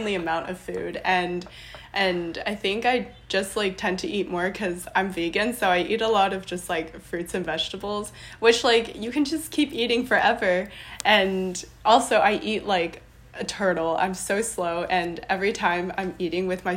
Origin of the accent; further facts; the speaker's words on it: Los Angeles, California, United States; I was born and raised in Los Angeles, and I'm Taiwanese American